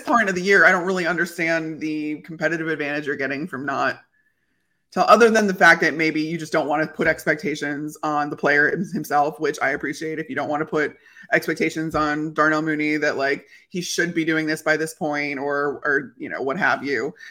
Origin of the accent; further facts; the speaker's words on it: Chicago, Illinois, United States; moved away; also born or lived in Tampa; grew up in Chicago